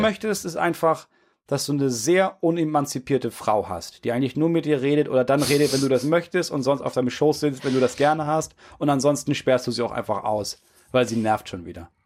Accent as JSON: {"language": "German", "region": "Schleswig-Holstein", "country": "Germany", "said": "bei uns in Schleswig-Holstein"}